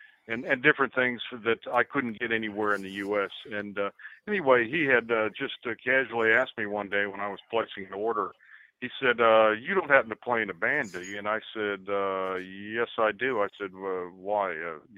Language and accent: English; New York City, New York, United States; now in Columbia, United States; Out of the 5 band members, only 2 of the fellas were actually from South Carolina. I moved down to Columbia from New York City.